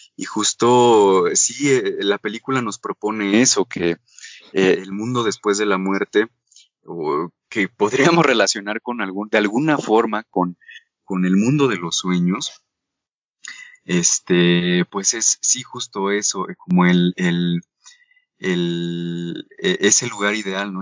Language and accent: Spanish; Mexico; como sociedad mexicana